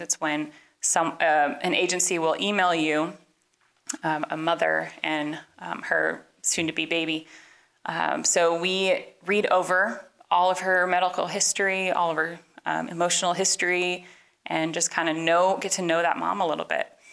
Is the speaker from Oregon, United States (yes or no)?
yes; Portland, Oregon, United States; moved away as an adult; now in Kansas, United States; we are from Portland, Oregon originally